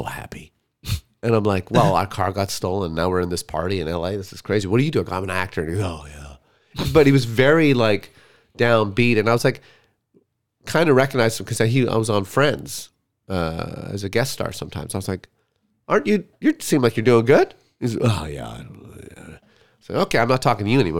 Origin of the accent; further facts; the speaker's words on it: Canada; We're from Canada.